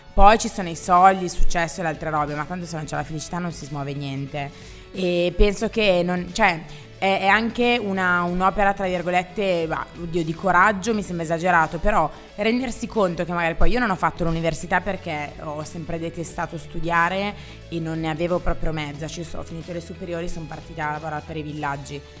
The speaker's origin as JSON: {"language": "Italian", "town": "Graffignana", "region": "Lombardy", "country": "Italy", "tie": "born or raised there", "moved": "yes", "lives_now": "Milan, Italy", "said": "io comunque sono nata lì"}